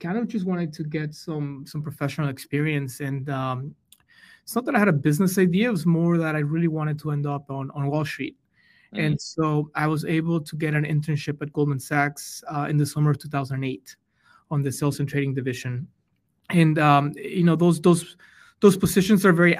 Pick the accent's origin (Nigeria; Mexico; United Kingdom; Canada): Mexico; English is a second language; moved away; I'm from Mexico and I grew up on the border with Texas